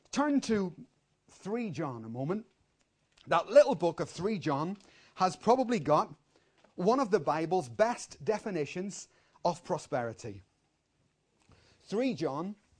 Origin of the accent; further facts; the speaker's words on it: Ireland; I'm born and I'm Irish